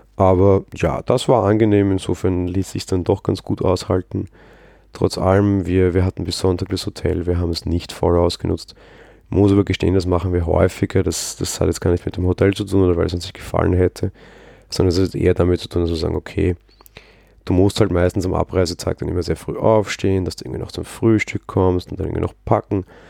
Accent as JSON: {"language": "German", "region": "Vienna", "country": "Austria", "said": "Als Wiener"}